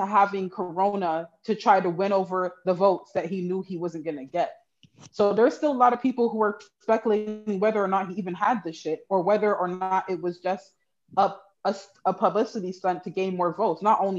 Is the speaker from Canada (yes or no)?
yes; Canada; And I don't know if it's because I'm Canadian and I didn't have the direct effects of whatever he changed in the US